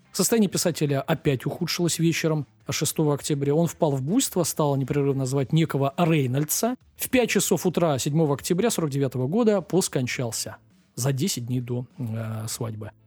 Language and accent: Russian; Russia; для нас, э, российских граждан